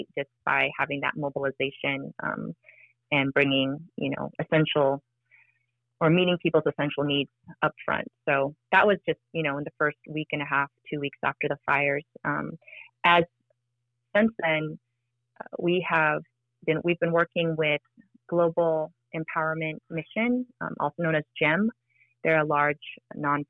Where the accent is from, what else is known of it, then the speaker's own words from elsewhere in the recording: Maui, Hawaii, United States; I was born and raised on Maui.